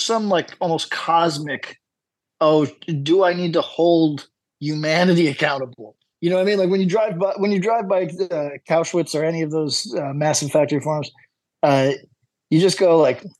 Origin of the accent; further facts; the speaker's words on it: United States; moved away; I come from the United States